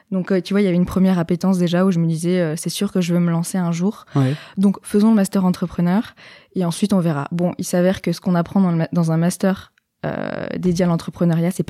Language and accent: French; Nice, Provence-Alpes-Côte d'Azur, France; je viens de Nice, yes.